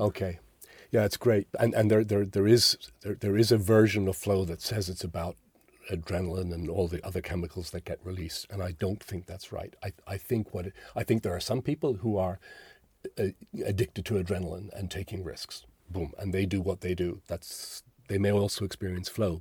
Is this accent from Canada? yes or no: no; Ireland; So I'm Irish. I was born into Holy Catholic Ireland